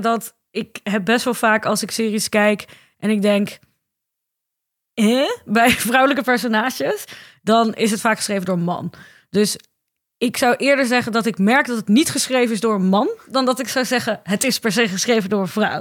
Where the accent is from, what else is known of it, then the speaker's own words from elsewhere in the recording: Ermelo, Gelderland, Netherlands; ik ben opgegroeid in Ermelo, dat ligt op de Bijbelbelt